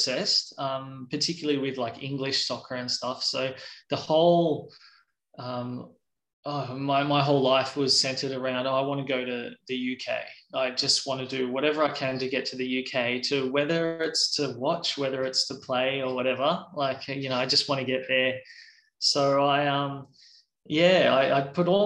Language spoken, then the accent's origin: English; Central Coast, New South Wales, Australia; also born or lived in Sydney / Katoomba / Wollongong / Tasmania; And then we moved to the Central Coast and I spent most of my childhood on the Central